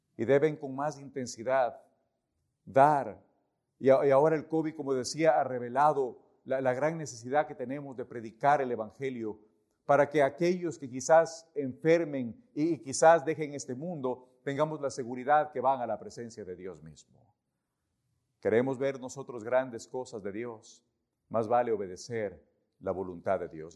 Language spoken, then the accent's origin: Spanish; Ecuador; moved away as an adult; nosotros somos ecuatorianos